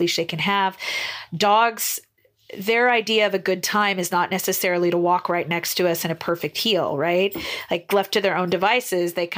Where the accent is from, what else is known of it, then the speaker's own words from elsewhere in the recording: Northern Idaho, United States; now in Boise, United States; I kind of grew up on a farm in the north, way north near the Canadian border